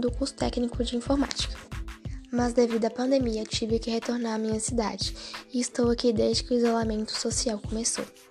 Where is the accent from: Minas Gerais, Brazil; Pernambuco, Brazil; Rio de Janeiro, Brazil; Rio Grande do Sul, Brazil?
Minas Gerais, Brazil; Mato Verde; also born or lived in Montes Claros, Minas Gerais; sou de Mato Verde, Minas Gerais. Me mudei para Montes Claros aos 14 anos